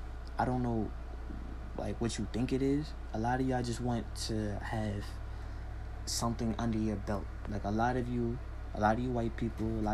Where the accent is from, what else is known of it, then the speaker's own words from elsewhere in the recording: United States; I'm African American